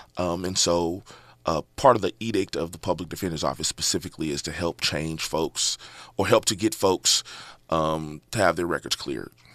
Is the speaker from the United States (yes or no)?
yes; Inglewood, California, United States; Born and raised in Inglewood, California